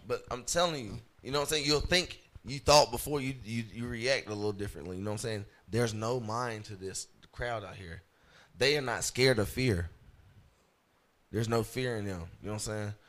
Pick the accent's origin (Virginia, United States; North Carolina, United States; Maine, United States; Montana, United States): North Carolina, United States; St. Pauls; also born or lived in Hope Mills, North Carolina / Fayetteville, North Carolina; I was grew up in uh, St. Paul's, North Carolina